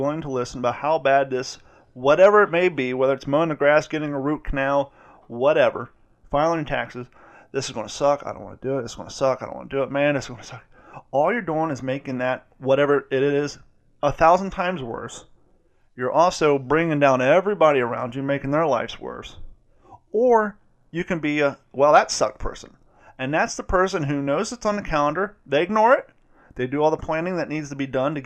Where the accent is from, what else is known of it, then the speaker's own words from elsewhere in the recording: Columbus, Ohio, United States; I grew up in Columbus